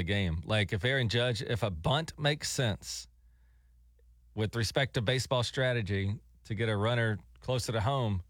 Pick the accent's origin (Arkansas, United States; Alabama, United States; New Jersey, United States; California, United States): Alabama, United States; I'm from the South. I grew up in Alabama.